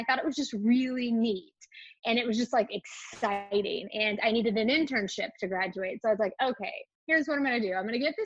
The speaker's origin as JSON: {"language": "English", "region": "Northeast Kansas", "country": "United States", "tie": "born or raised there", "said": "I grew up in Northeast Kansas on a small ranch"}